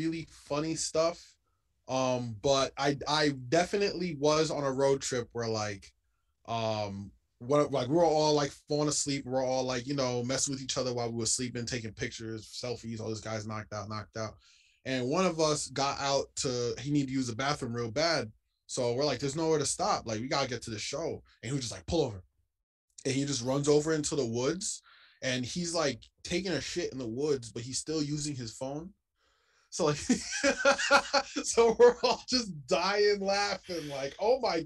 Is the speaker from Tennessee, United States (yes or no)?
no; New York, United States; I'm from New York